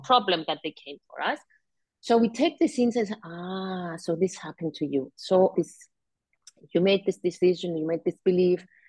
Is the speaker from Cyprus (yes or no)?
yes; Cyprus; I was born and live in Cyprus all my life.